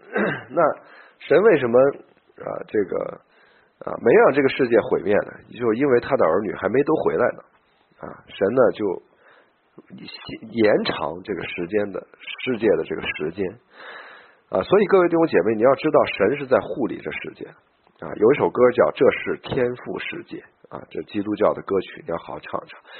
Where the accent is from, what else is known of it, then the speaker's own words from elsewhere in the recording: China; also born or lived in Beijing; 我们中国人呢，这个这个很难，就是相信基督基督教这个这一关呀很难过啊